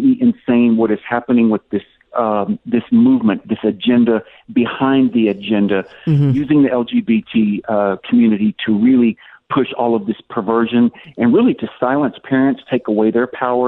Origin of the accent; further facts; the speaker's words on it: Tennessee, United States; moved away; also born or lived in Florida / Kentucky / Los Angeles; I grew up in Tennessee, and I lived in Florida, and I also lived in Kentucky. And I also lived 29 years in Los Angeles